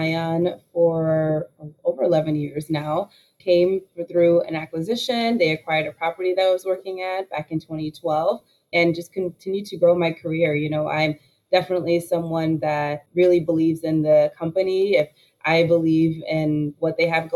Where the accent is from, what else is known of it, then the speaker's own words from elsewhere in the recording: Oak Park, Illinois, United States; also born or lived in Chicago, Illinois; I was born in the north side of Chicago, and my parents really invested in education for us. So moved us to Oak Park, Illinois, graduated there